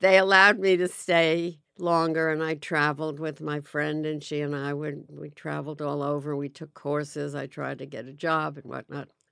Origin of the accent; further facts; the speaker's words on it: Forest Hills, New York, United States; also born or lived in Great Neck, Long Island / Manhattan; I grew up in, uh, Forest Hills, Long Island